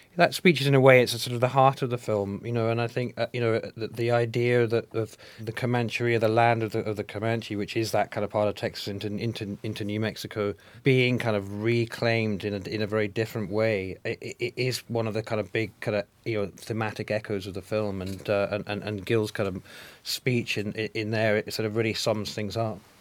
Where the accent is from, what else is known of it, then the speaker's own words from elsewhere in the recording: Scotland, United Kingdom; I'm Scottish.